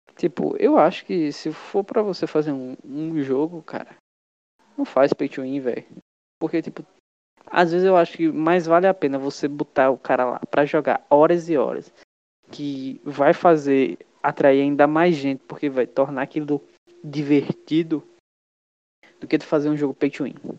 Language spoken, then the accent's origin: Portuguese; Brazil; also born or lived in Pernambuco; a gente é brasileiro